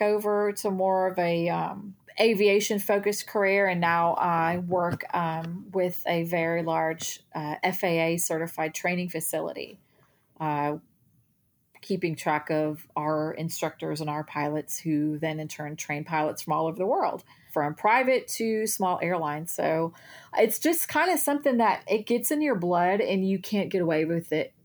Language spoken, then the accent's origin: English; Texas, United States; I'm from Texas